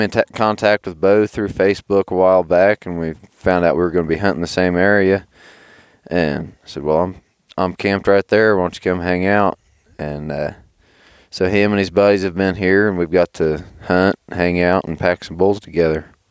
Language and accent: English; Southern Ohio, United States; I'm from Southern Ohio